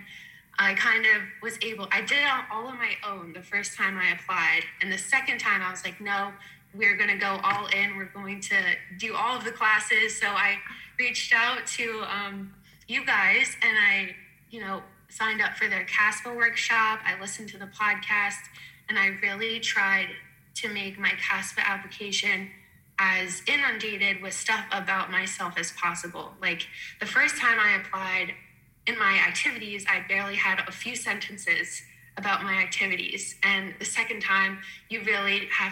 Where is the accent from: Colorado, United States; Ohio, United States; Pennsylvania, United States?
Pennsylvania, United States; Lancaster; growing up in Lancaster, we didn't really have too many around